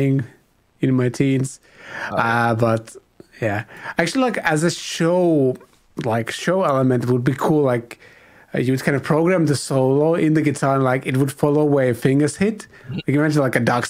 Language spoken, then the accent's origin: English; Finland; I'm from Finland